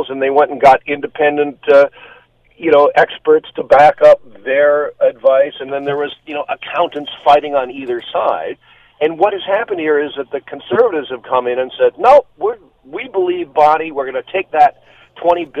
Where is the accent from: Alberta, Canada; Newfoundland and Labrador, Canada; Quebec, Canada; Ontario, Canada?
Ontario, Canada; Burlington; I grew up in Burlington